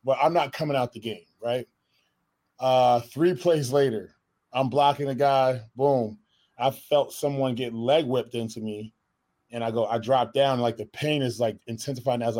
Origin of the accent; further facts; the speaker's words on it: Connecticut, United States; moved away as an adult; I'm from Connecticut originally